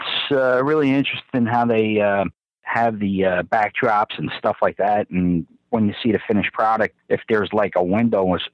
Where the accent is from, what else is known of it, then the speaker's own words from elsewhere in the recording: New York City, New York, United States; accent: Brooklyn; moved away as an adult; also born or lived in Dallas, Texas; it's not a Boston accent. I'm from Brooklyn